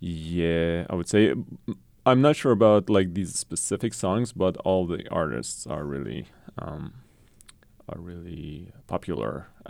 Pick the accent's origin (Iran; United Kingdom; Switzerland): Iran; Tehran, Tehran Province; also born or lived in Mashhad; Well, I was born in Mashhad. It's a city in the eastern part of Iran, but we moved to Tehran, the capital city, when I was 10. So that's the city where I consider my hometown.